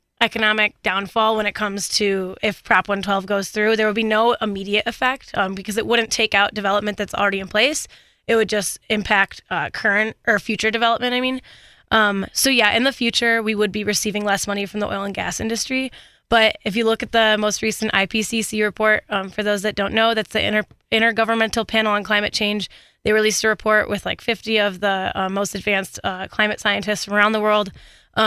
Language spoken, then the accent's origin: English; Michigan, United States; now in Colorado, United States; I'm originally from Michigan